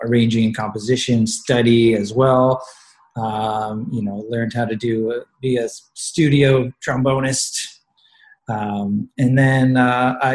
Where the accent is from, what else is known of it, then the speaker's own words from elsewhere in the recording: Sudbury, Ontario, Canada; also born or lived in North Bay, Ontario; now in Toronto, Canada; I was originally born in North Bay, Ontario, but I grew up in Sudbury.